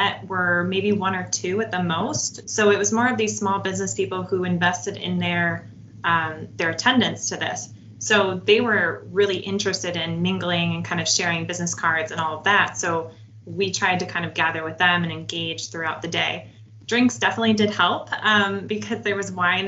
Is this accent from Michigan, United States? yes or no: yes; Michigan, United States; we're from Michigan